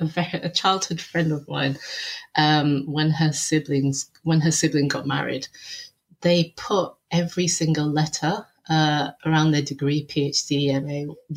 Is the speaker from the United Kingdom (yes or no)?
yes; Bradford, Yorkshire and the Humber, United Kingdom; So I was born and raised in Yorkshire, a little place known as Bradistan to the Asian community.